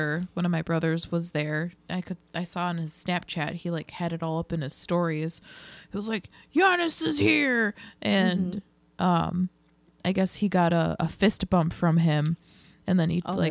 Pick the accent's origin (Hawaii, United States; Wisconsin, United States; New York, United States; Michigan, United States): Wisconsin, United States; Milwaukee